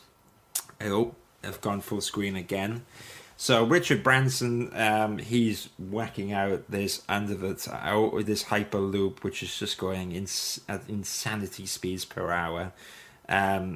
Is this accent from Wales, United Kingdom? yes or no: yes; Wales, United Kingdom; I'm Welsh. I can't even speak Welsh